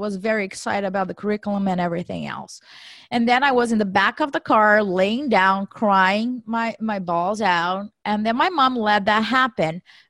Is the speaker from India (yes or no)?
no; Brazil; moved away as an adult; now in United States; I was born and raised in Brazil. After I graduated, I did my MBA there. And in 2008, I decided to come to the U.S. for a one-year cultural exchange program